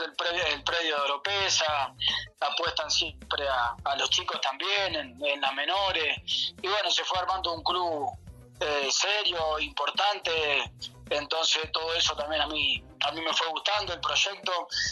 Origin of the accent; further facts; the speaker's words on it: Argentina; moved away as an adult; now in Cusco, Peru; como buen argentino también me gusta la carne